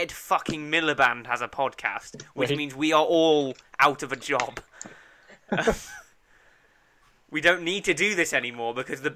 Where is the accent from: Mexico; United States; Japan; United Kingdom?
United Kingdom; We're British